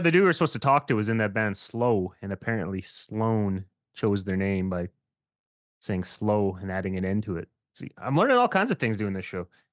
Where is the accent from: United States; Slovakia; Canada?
Canada; Saskatchewan; moved away; I was actually from Saskatchewan is where I grew up